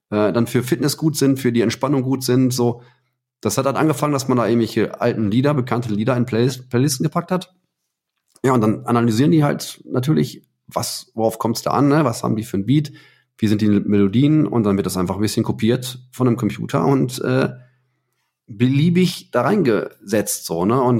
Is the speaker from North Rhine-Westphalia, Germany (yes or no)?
yes; Heiligenhaus, North Rhine-Westphalia, Germany; ich bin in Heiligenhaus aufgewachsen, ne? am, am Rand vom Ruhrgebiet.